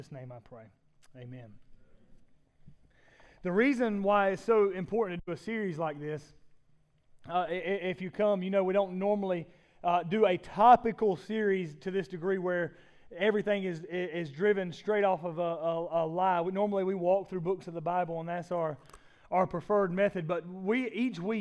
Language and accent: English; Laurens, South Carolina, United States; born or raised there; moved away